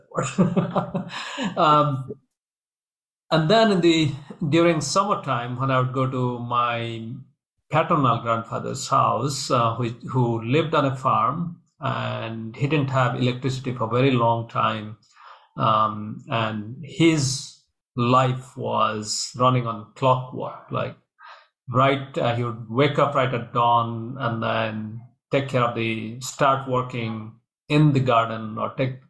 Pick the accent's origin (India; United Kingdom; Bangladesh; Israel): India; moved away; I grew up in India